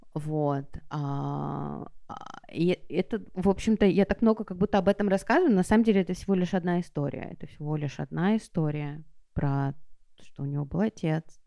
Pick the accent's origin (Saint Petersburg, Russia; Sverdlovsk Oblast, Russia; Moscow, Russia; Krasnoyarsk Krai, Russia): Saint Petersburg, Russia; я выросла в Петербурге